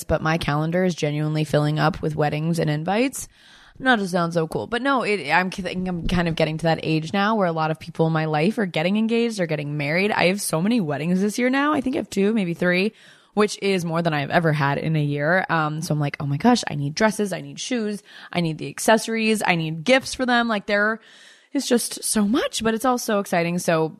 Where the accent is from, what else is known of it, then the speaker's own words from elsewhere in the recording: Bloomington, Indiana, United States; So I'm from Bloomington, Indiana. I'm a Hoosier at heart. I was born in a college town and I'm a big sports family girl, like the classic, you know, girl next door Midwest.